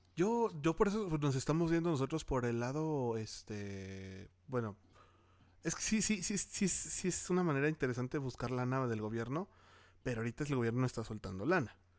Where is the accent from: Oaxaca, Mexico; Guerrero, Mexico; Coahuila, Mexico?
Coahuila, Mexico; Torreón; moved away; also born or lived in Mexico City; yo soy de Torreón, Coahuila